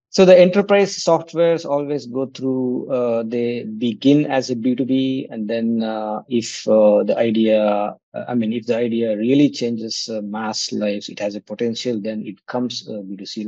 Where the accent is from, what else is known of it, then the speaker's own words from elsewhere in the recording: Kannadiga, Karnataka, India; moved away as an adult; also born or lived in Kanpur, India; i'm a kannadiga so i uh, left uh, india after my studies from iit kanpur